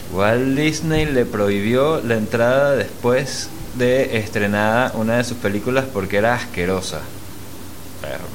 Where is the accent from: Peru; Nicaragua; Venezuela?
Venezuela; also born or lived in Mexico; aunque soy venezolano, nací en México, no viví mucho tiempo en México